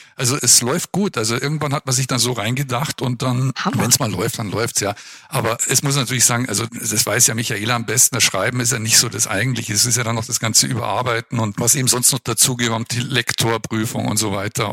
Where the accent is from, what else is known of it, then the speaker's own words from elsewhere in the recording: Munich, Bavaria, Germany; now in Würzburg, Germany; ich bin eigentlich Münchner